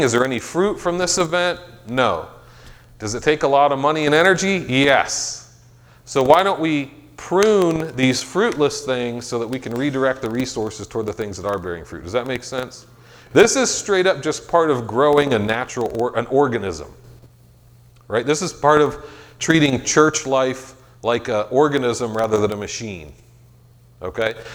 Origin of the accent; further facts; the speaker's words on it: Meadville, Pennsylvania, United States; I'm from Meadville